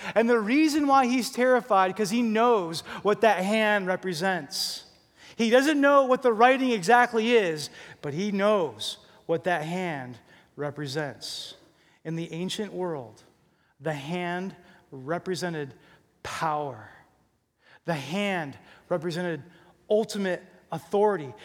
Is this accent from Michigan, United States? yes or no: no; New Jersey, United States; moved away; I'm from Jersey.